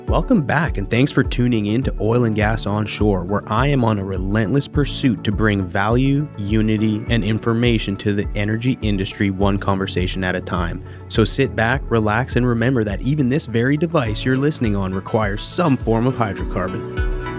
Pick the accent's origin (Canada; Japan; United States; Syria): Canada; moved away; growing up in Canada